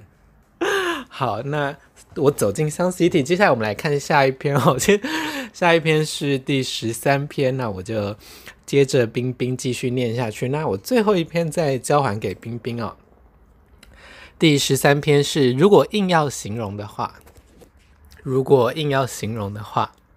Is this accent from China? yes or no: no; Taiwan; 在理解我是从台湾来巴黎观光之后